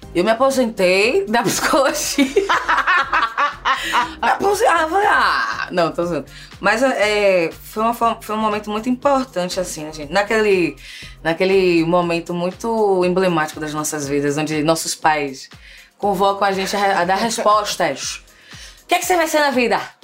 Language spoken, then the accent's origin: Portuguese; Salvador, Bahia, Brazil; moved away as an adult; also born or lived in Rio de Janeiro, Brazil; now in São Paulo, Brazil; eu saí de Salvador no corre mesmo, no corre profissional, acadêmico, fiz o mestrado, fiz após a residência, tudo em território carioca